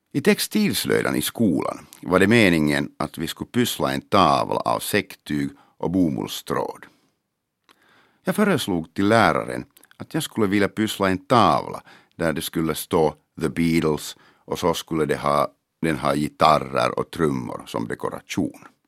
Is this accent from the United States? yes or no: no; Helsinki, Uusimaa, Finland; first language Finnish; Swedish is a second language; also born or lived in Mariehamn; min hemstad Helsingfors